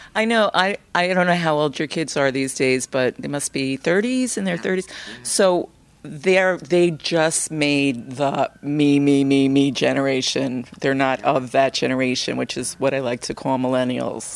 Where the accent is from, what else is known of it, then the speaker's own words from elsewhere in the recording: New York City, New York, United States; we're both from Brooklyn